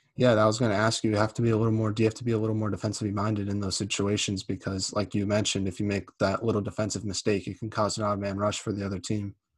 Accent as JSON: {"language": "English", "region": "East Coast", "country": "United States", "said": "I'm not from Minnesota. I'm from the East Coast"}